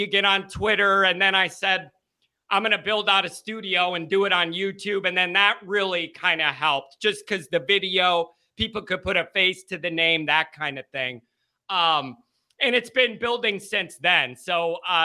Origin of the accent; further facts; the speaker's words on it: South Chicago suburbs, Illinois, United States; we're an Irish Catholic family from the South Chicago suburbs. I went to school in the South Side Chicago Catholic League